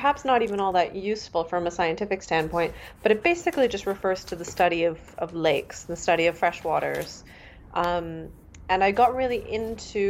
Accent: Canada; first language Mandarin; moved away as an adult; now in Germany; I was born in Canada. So I grew up just with a lot of languages and migrations in my family history

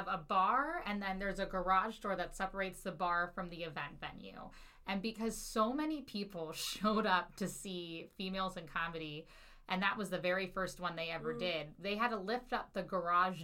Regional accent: Cincinnati, Ohio, United States; moved away as an adult; now in St. Louis, United States; I personally am not from St. Louis, Missouri. I am from Cincinnati, Ohio

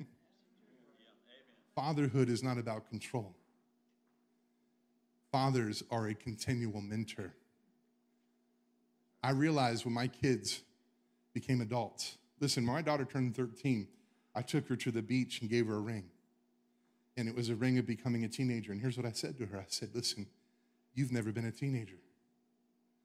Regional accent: the South, United States; I'm from the South.

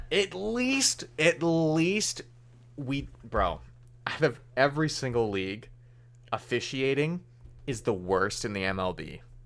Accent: Canada; as a Canadian

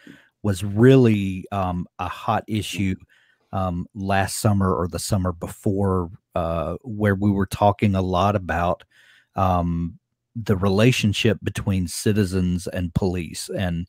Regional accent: Deep South, United States; I'm from the Deep South, and you know, same.

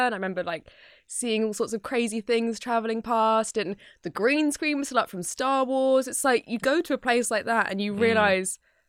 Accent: New York, United States; I'm from New York

